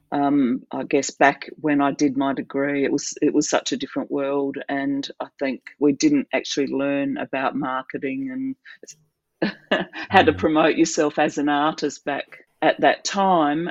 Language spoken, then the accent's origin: English; South Australia, Australia; now in Adelaide, Australia; so South Australia, I grew up in South Australia, but mostly in uh, small country towns in the state. My dad worked in a, bank, and we moved around a lot